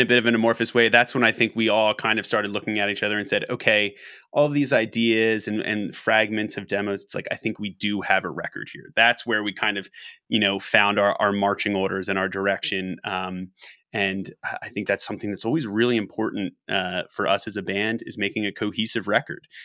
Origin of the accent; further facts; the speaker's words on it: Philadelphia, Pennsylvania, United States; the city that we've all lived in, that we've grown up